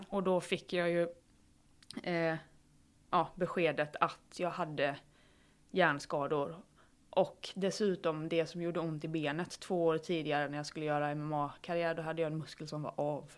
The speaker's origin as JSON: {"language": "Swedish", "town": "Falkenberg", "region": "Halland County", "country": "Sweden", "tie": "born or raised there", "moved": "yes", "said": "jag är från början, eller från allra första början hästtjej som liksom räddade myror på grusvägen hemma i Falkenberg"}